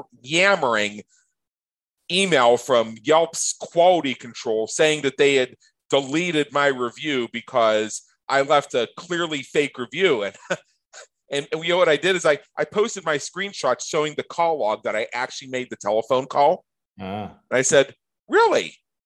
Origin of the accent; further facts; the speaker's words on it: near Pittsburgh, Pennsylvania, United States; moved away as an adult; now in Las Vegas, United States; where I grew up near Pittsburgh, Pennsylvania